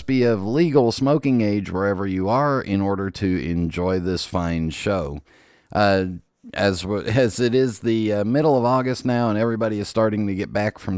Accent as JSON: {"language": "English", "region": "California", "country": "United States", "tie": "born or raised there", "said": "I was born in California"}